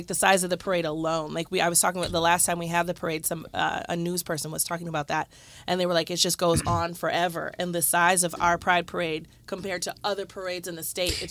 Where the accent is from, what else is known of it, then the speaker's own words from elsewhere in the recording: Midwest, United States; we're from the Midwest